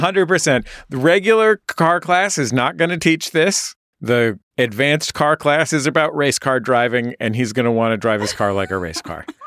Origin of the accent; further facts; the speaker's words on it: San Francisco, California, United States; I'm from San Francisco.